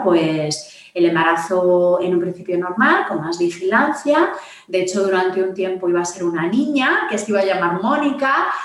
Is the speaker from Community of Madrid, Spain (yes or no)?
yes; Madrid, Community of Madrid, Spain; vivo en Madrid, soy de Madrid